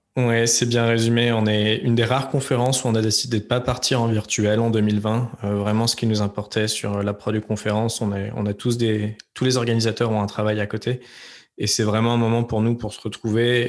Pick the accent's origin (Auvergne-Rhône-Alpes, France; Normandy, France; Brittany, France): Auvergne-Rhône-Alpes, France; Lyon; moved away as an adult; also born or lived in Aix-en-Provence / Paris / San Francisco; j'ai grandi principalement à Lyon